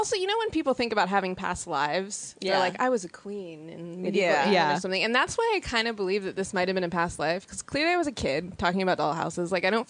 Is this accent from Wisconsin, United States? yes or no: no; Seattle, Washington, United States; I grew up in Seattle where everyone is by nature outdoorsy.